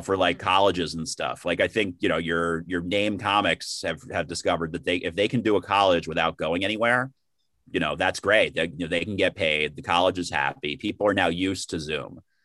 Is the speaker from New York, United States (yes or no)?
yes; New York City, New York, United States; born and raised in the Bronx, and then moved to Manhattan after college